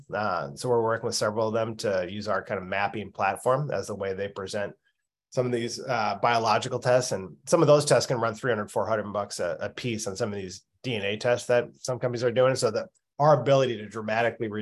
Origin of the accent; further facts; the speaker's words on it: Minnesota, United States; I grew up in Minnesota